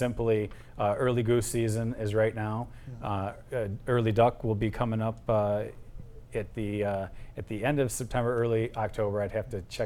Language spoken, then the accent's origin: English; Gibraltar, Michigan, United States; growing up in Gibraltar schools, we got our boater's license when we were 12 years old